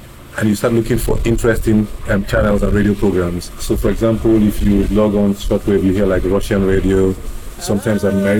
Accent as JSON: {"language": "English", "region": "Lagos", "country": "Nigeria", "tie": "born or raised there", "also_born_or_lived": "Ilesha, Osun State, Nigeria / Ikeja"}